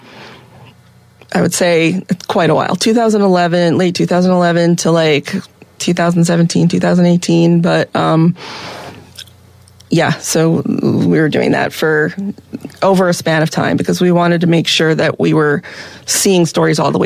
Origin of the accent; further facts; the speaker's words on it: East Coast, United States; moved away as an adult; now in Seattle, United States; I'm originally from the East Coast